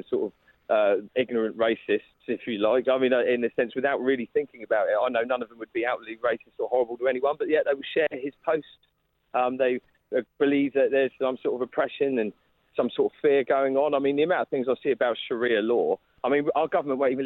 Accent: Southampton, South East England, United Kingdom; I'm from Southampton predominantly. That's not really a very integrated city. Well, it is now, but, I mean, when we were growing up, we just had a big Sikh population

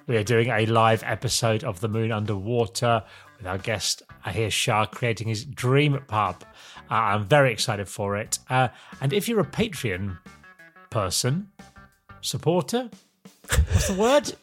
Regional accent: Norwich, East of England, United Kingdom; I'm from Norwich in the big smoke

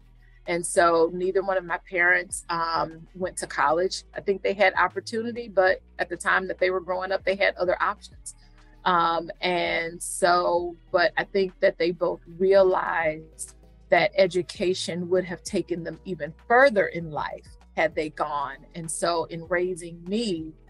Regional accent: Cleveland, Ohio, United States; also born or lived in Houston, Texas; now in Philadelphia, United States; I am not originally from Philly. I'm a Cleveland girl

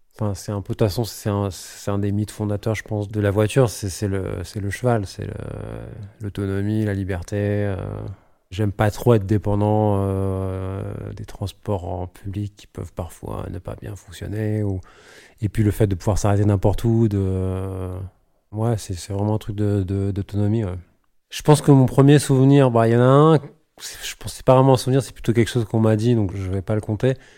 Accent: Paris, Île-de-France, France; je suis parisien

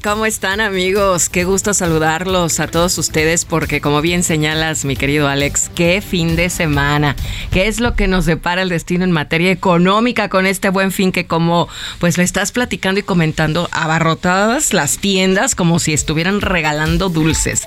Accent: Mexico; como mexicanos

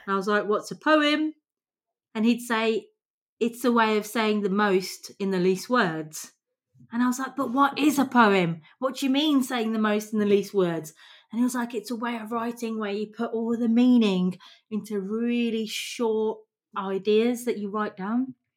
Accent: England, United Kingdom; the privilege that we have growing up in England

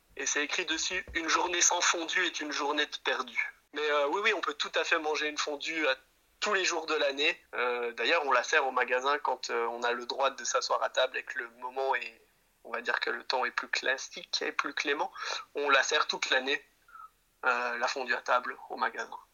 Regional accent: Jura, Bourgogne-Franche-Comté, France; moved away as an adult; now in Brussels, Belgium; on vient effectivement du Jura, j'ai grandi dans la montagne avec des animaux

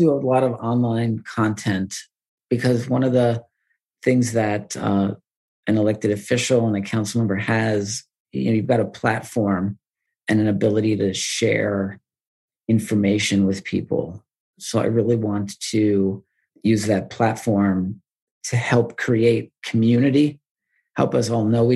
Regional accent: Wilmington, New York, United States; moved away as an adult; also born or lived in Washington, D.C.; I grew up in the Adirondack State Park in a town called Wilmington, New York

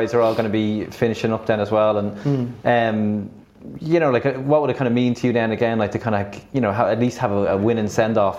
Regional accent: Leinster, Ireland; I am from Leinster as well.

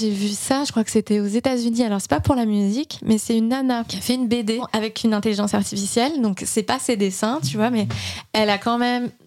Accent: France; Mais alors attends, je suis française, je fais de la musique pour un jeu vidéo

